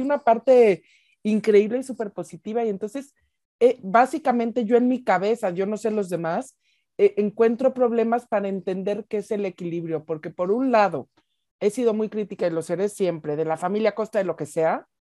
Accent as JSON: {"language": "Spanish", "country": "Mexico", "also_born_or_lived": "United States", "said": "Yo que he vivido mucho tiempo en Estados Unidos, digo muchísimo más en México y soy mexicana"}